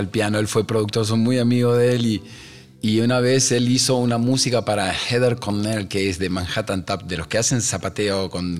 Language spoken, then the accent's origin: Spanish; Argentina; salgo y respiro eh, el aire donde estoy parado en mi país y digo, no hay mejor lugar en el mundo que este